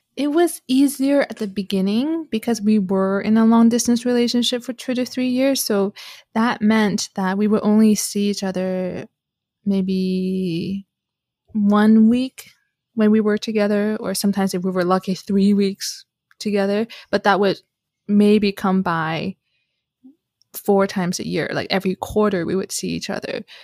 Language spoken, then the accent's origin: English; Canada; I'm Canadian